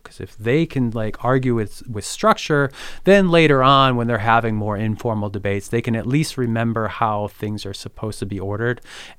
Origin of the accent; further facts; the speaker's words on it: Midwest, United States; Like being a Midwesterner, like the idea of scrambling over a boulder, we're like, what?